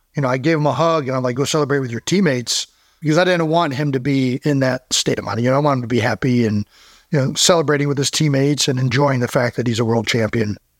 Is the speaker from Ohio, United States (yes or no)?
yes; Cleveland Heights, Ohio, United States; we're from Cleveland Heights